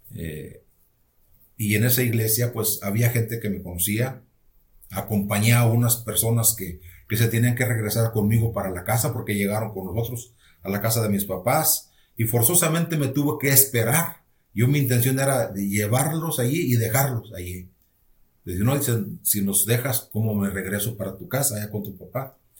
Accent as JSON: {"language": "Spanish", "town": "Galeana", "region": "Nuevo León", "country": "Mexico", "tie": "born or raised there", "also_born_or_lived": "Monterrey", "said": "somos de un rancho, de, pertenece a Galeana, Nuevo León. Es uno de los ejidos que pertenece a Galeana, Nuevo León. Eh, prácticamente yo estuve allá hasta los 13 años. Y en los 13 años nos venimos para acá, para Monterrey"}